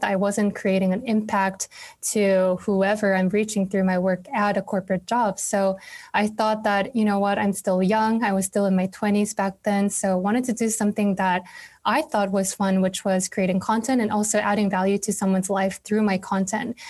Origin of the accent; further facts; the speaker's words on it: South Korea; now in New York City, United States; where I live now, I live in New York City, but was born and raised in Korea